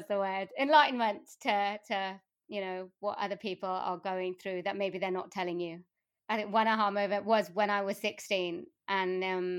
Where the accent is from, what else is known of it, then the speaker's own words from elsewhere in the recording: Wales, United Kingdom; I mean, I was born in South Wales, and my family are from India.